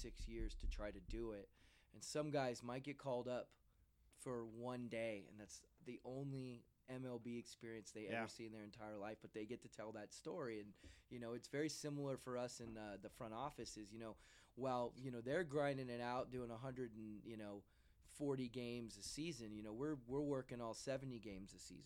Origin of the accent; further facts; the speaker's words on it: Modesto, California, United States; my hometown of Modesto, because that's where I grew up